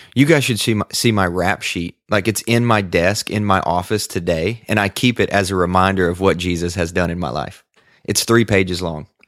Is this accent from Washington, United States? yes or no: no; Sacramento, Kentucky, United States; now in Nashville, United States; I am from West Kentucky, a really tiny farming community called Sacramento, Kentucky